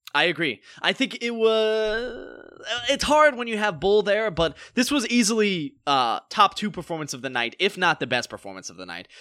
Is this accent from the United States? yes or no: yes; North Carolina, United States; now in Los Angeles, United States; we are both actors from North Carolina